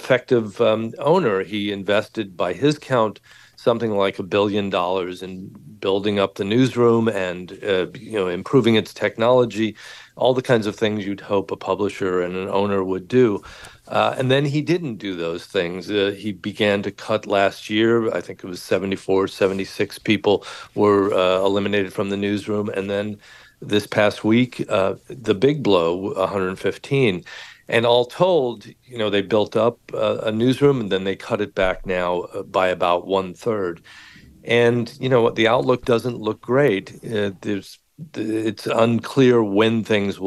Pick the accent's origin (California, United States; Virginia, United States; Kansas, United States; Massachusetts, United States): California, United States; Los Angeles; I grew up in Los Angeles